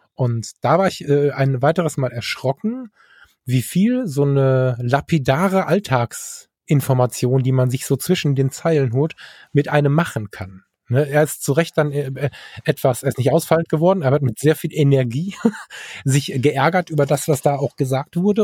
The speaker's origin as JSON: {"language": "German", "region": "North Rhine-Westphalia", "country": "Germany", "said": "bei uns in NRW"}